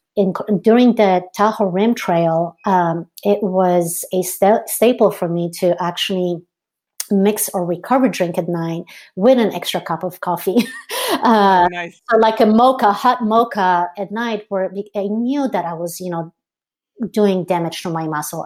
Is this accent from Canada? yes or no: no; Poland; moved away; growing up in Poland, uh, so I grew up in Poland, Eastern European